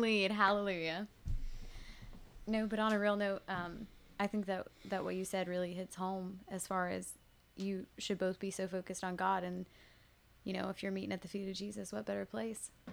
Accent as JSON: {"language": "English", "town": "Woodbury", "country": "United States", "said": "I'm from Woodbury"}